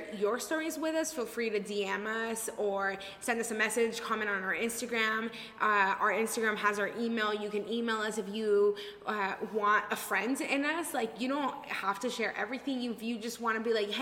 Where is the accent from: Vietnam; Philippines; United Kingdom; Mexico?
Mexico; now in Denver, United States; I was raised in Mexico and I was not like rich, but I grew up pretty well